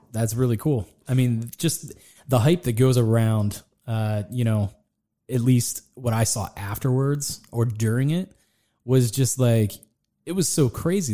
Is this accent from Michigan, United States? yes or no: no; Latrobe, Pennsylvania, United States; I'm from Latrobe. I was born there